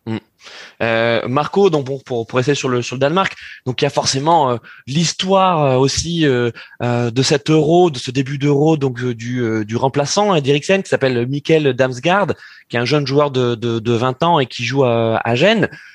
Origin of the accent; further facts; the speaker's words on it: France; en tant que Français